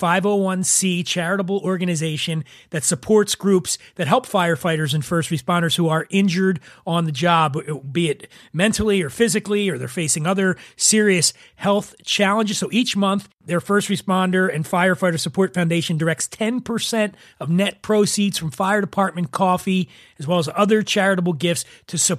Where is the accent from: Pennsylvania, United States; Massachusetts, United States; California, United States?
Pennsylvania, United States; Philadelphia; I'm from Philly, and proper pronunciation is not our forte, or as we say in Philly, fort